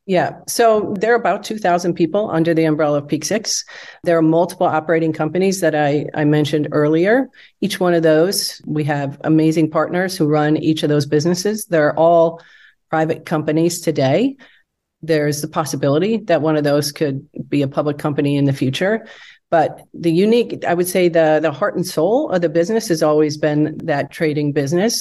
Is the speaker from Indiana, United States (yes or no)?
no; Wisconsin, United States; moved away as an adult; also born or lived in Michigan / Chicago; I grew up in Wisconsin.